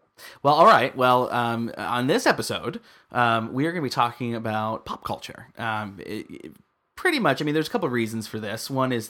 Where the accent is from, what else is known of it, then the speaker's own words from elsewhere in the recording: Midwest, United States; he comes from the East Coast. I'm from the Midwest. You're from the West Coast. I came out to the West Coast.